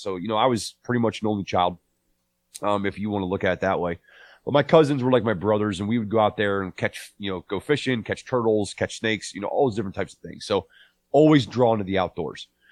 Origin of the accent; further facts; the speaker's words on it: Northeast Ohio, United States; I was born and raised in Northeast Ohio